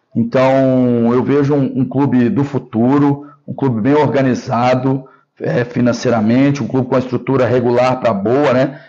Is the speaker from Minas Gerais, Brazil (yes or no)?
yes; Belo Horizonte, Minas Gerais, Brazil; moved away as an adult; now in São Paulo, Brazil; eu sou natural de Belo Horizonte, moro em São Paulo.